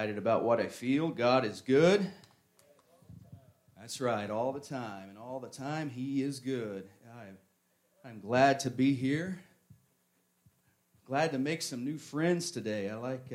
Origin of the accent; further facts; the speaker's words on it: Northeast Tennessee, United States; also born or lived in Michigan; now in Florida, United States; I'm originally from Northeast Tennessee